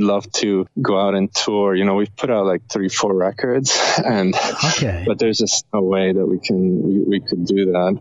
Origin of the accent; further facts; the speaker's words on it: Rome, Lazio, Italy; now in Canada; we're both from Rome, Italy. So okay. We met here, so we're kind of like we're an Italian band in Canada